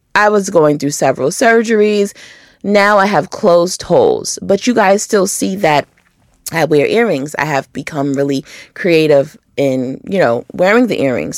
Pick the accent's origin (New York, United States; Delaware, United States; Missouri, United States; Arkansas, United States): New York, United States; Rochester; now in Atlanta, United States; I'm from Rochester originally, and it gets really cold